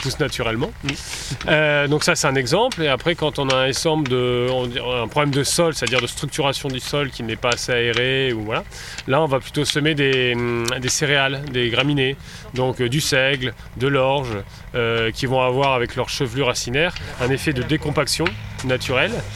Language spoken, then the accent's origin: French; the North, north of France, France; moved away as an adult; now in Beaujolais, France; je suis originaire du, je suis originaire du Nord mais j'ai beaucoup travaillé dans le Sud-Ouest